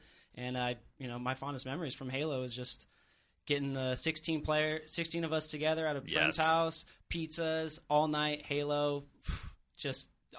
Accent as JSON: {"language": "English", "town": "San Diego", "region": "California", "country": "United States", "said": "Well, I'm from San Diego. I've been playing the Xbox since 2002."}